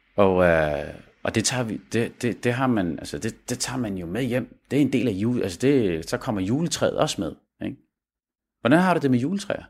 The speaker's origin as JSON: {"language": "Danish", "country": "Denmark"}